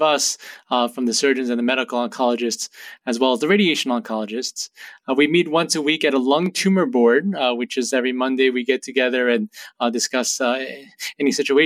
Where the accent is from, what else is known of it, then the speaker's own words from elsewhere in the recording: New Jersey, United States; moved away as an adult; also born or lived in Boston, Massachusetts; now in New Haven, United States; I grew up in Jersey and first came to Yale as a college student about 18 years ago now